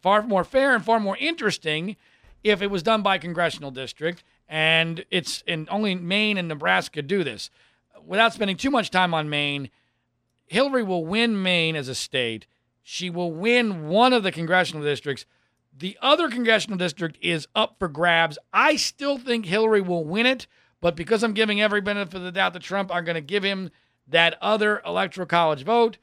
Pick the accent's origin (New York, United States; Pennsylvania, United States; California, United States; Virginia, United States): Pennsylvania, United States; this is my home state.